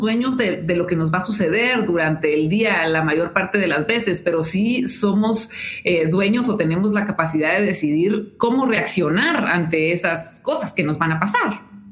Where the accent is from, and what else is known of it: Guatemala